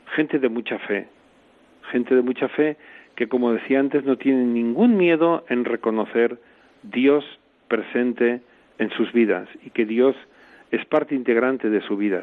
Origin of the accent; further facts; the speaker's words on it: Barcelona, Catalonia, Spain; moved away as an adult; also born or lived in South Africa; Yo soy natural de Barcelona